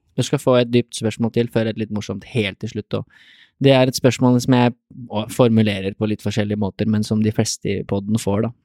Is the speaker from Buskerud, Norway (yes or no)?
yes; Drammen area, Buskerud, Norway; vi er jo fra Drammen, omegn